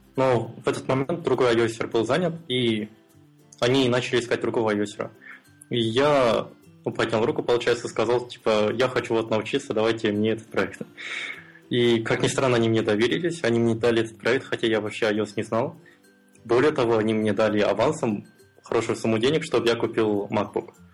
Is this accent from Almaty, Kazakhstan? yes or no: yes; Almaty, Kazakhstan; Я из Алматы, это город в Казахстане